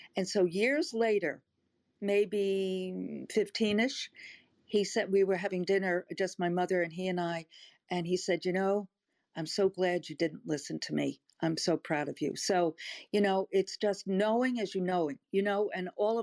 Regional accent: Long Island, New York, United States; now in Texas, United States; But I grew up on Long Island, not too far outside of the city.

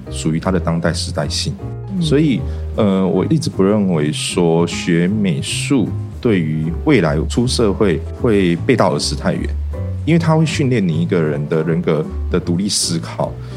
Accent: Taoyuan, Taiwan; also born or lived in Tainan; 我本身是土生土长在地卢竹人

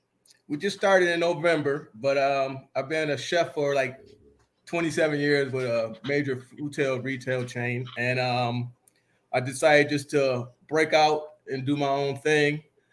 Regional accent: Buffalo, New York, United States; moved away; Buffalo. East side of Buffalo.

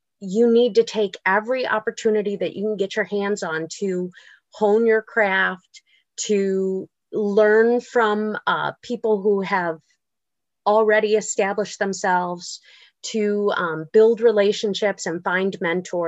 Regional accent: Buffalo, New York, United States; I grew up in Buffalo

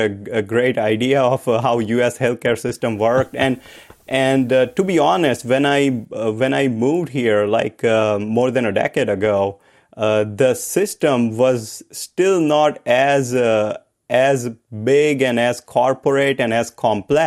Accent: India; I grew up in India

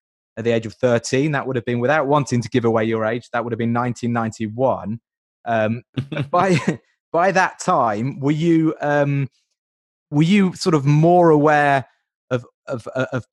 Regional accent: London, United Kingdom; I grew up in North London

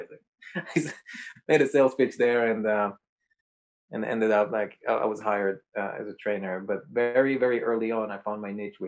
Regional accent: Israel; moved away as an adult; also born or lived in New York; I'm originally from Israel. I grew up there until age 21.

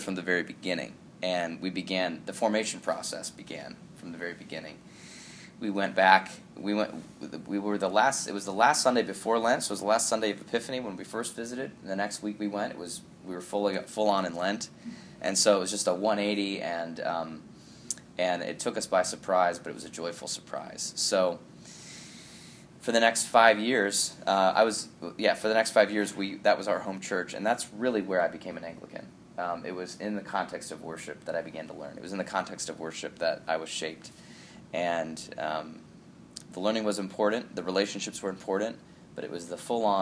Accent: Ashtabula County, Ohio, United States; moved away as an adult; also born or lived in Dayton, Ohio; now in Chicago, United States; I grew up in the Midwest, was in southwest Ohio near Dayton until I was eight. Then I moved up to Ashtabula County when I was eight. Was there until I was 18

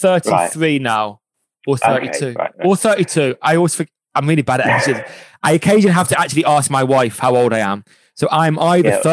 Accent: Birmingham, West Midlands, United Kingdom; I'm from Birmingham

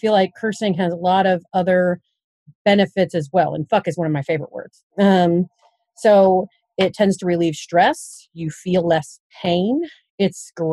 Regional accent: Kentucky, United States; moved away as an adult; also born or lived in Durham, North Carolina; now in Vincennes, United States; I'm originally from Kentucky.

